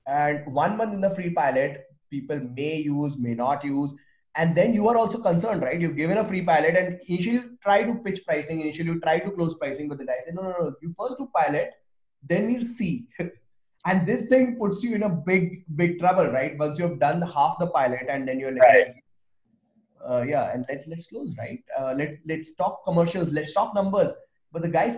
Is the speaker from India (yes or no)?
yes; India; I'm Indian